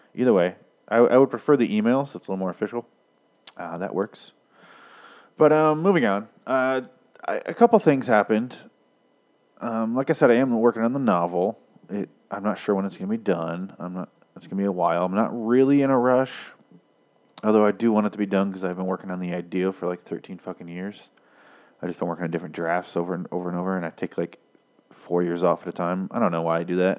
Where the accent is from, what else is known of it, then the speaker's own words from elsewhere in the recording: Michigan, United States; I'm from Michigan